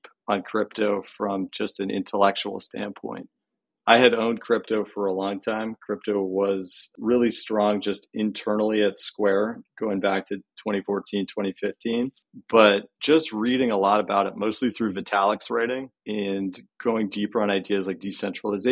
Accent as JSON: {"language": "English", "country": "Canada", "moved": "yes", "lives_now": "California, United States", "said": "I'm originally from Canada"}